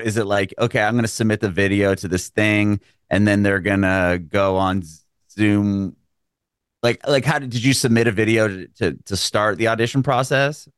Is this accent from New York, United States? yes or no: no; San Diego, California, United States; moved away as an adult; now in Nashville, United States; San Diego